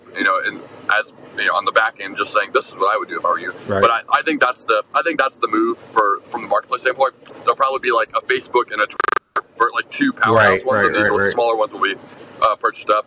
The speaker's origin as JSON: {"language": "English", "region": "Florida", "country": "United States", "tie": "born or raised there", "said": "I grew up in Florida"}